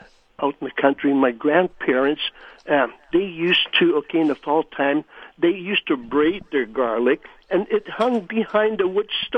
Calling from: Winnipeg, Manitoba, Canada; I am calling from Winnipeg.

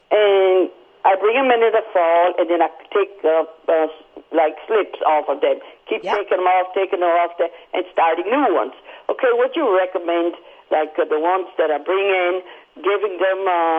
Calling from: Sydney, New South Wales, Australia

